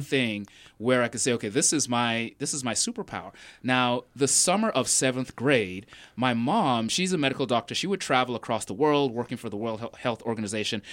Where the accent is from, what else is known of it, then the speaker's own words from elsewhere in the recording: Nigeria; now in Raleigh, United States; I did grow up in Nigeria, and growing up, I was sort of a very shy, introverted kid